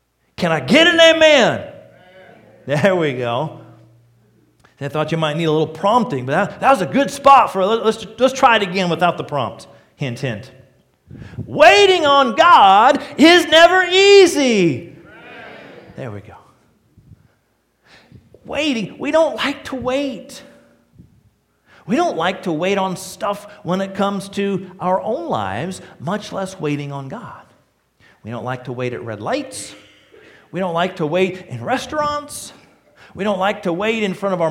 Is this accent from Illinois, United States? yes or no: yes; Joliet, Illinois, United States; now in Lima, United States; I was born in Joliet, outside of Chicago